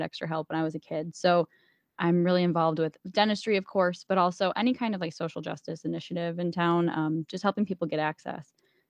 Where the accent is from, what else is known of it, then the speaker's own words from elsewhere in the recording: Buffalo, New York, United States; I am born and raised in Buffalo, New York, and I live here. My entire family is here.